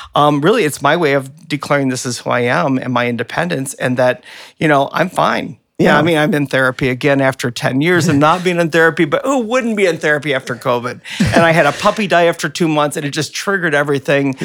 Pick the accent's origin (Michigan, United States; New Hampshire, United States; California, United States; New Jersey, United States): Michigan, United States; Flint; growing up in Flint